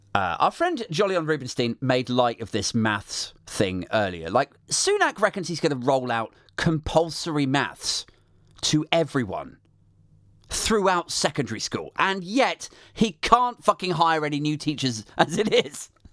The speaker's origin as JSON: {"language": "English", "country": "United Kingdom", "said": "we're British"}